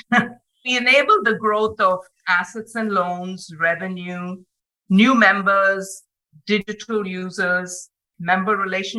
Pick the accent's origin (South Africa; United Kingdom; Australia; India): India; moved away as an adult; now in Huntsville, United States; I'm from India and of a certain age.